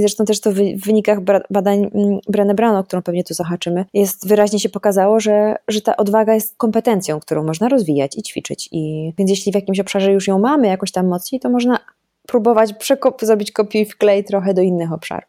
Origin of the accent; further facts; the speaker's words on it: Rzeszów, Subcarpathian Voivodeship, Poland; now in Warsaw, Poland; ja się wychowałam w Rzeszowie